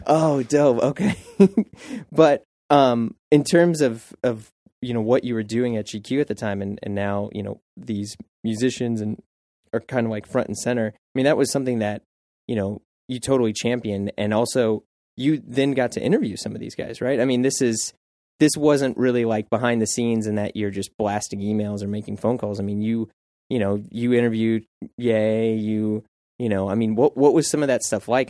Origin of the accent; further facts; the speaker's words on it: St. Louis, Missouri, United States; moved away as an adult; now in New York, United States; I was in Saint Louis